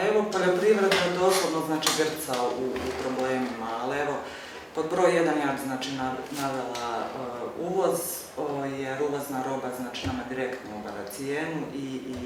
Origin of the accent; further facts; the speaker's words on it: Stolac, Federation of Bosnia and Herzegovina, Bosnia & Herzegovina; ja dolazim iz Stoca